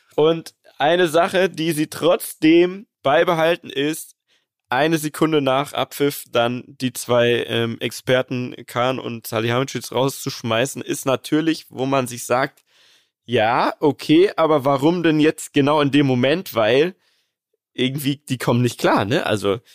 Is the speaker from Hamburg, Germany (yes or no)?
no; Munich, Bavaria, Germany; ich als Münchner, geborener Münchner